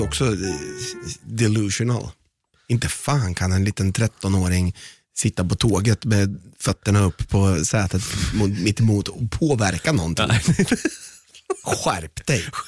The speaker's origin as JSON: {"language": "Swedish", "town": "Malmö", "region": "Skåne", "country": "Sweden", "said": "Vi är från Malmö"}